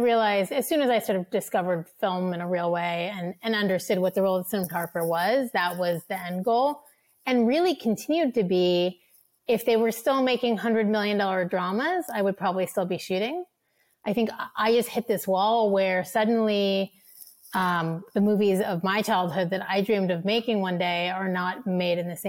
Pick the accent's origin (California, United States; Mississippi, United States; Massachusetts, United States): Massachusetts, United States; Cambridge; I grew up in Cambridge and I had, spent my childhood going to the big marquee blockbuster theaters.